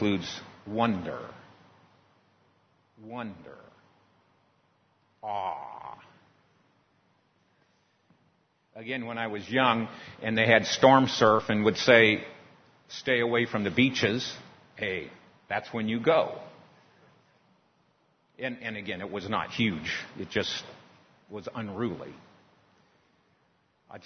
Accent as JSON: {"language": "English", "town": "San Diego", "region": "California", "country": "United States", "tie": "born or raised there", "said": "Growing up in San Diego, in California, by the beach, I spent a lot of time in the water messing around"}